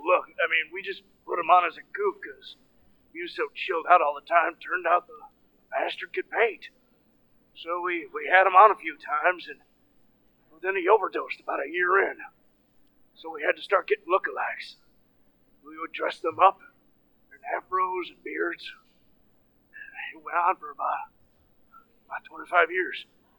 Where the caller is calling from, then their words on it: Westchester, New York, United States; from Westchester, New York.